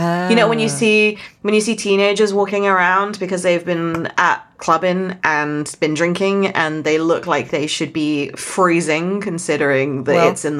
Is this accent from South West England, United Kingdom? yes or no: yes; South West England, United Kingdom; But for my original accent where I'm from in Somerset, they add an L on the end.